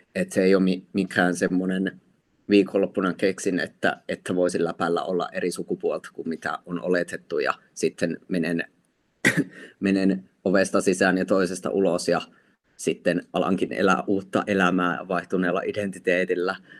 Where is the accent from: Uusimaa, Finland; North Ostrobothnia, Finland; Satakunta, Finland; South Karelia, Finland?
South Karelia, Finland; Lappeenranta; mä itse olen Lappeenrannasta kotoisin ja mä muistan silloin, kun mä olin lukiossa